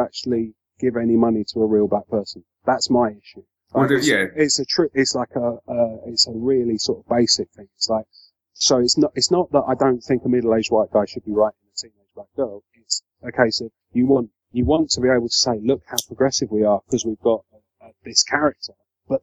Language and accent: English; London, United Kingdom; now in Brighton, United Kingdom; I grew up in Peckham. I now live in Brighton.